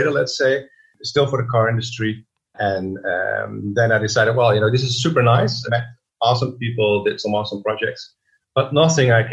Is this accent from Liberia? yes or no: no; Netherlands; English is a second language; moved away as an adult; also born or lived in London; I studied design in the Netherlands, as you surely can hear. I'm from the Netherlands